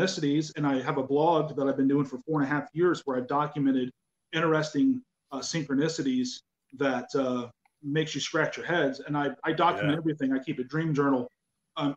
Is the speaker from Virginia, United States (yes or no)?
no; outside of Mansfield, Ohio, United States; moved away; I'm originally from outside of Mansfield, Ohio